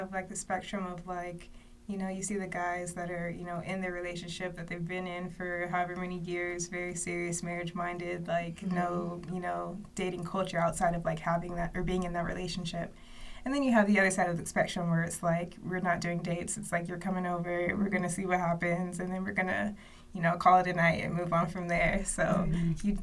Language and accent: English; Lawrenceville, Georgia, United States; I'm from Lawrenceville, Georgia.